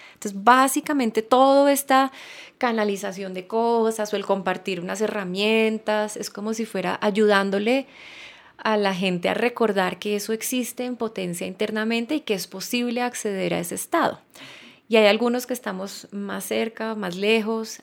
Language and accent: Spanish; Colombia; nací en Colombia, soy mujer